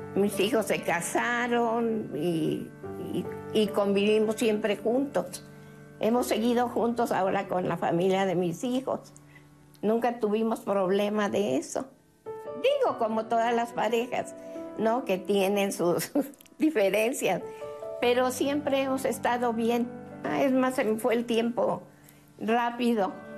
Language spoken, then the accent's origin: Spanish; Poza Rica, Veracruz, Mexico; yo soy de Poza Rica. Y ahí en Poza Rica hay un lugar que se llama El Hoyo 19, que a donde cuando yo estaba joven, ahí íbamos a bailar